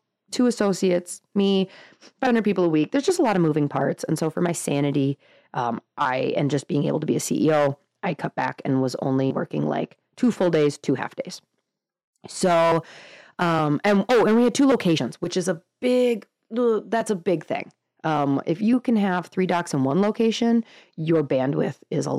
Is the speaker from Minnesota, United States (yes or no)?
no; Northern Wisconsin, United States; just Northern Wisconsin